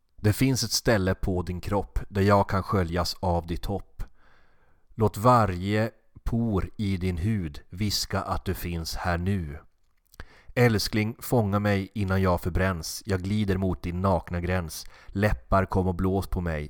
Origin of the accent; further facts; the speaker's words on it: Norrland, Sweden; med min norrländska bakgrund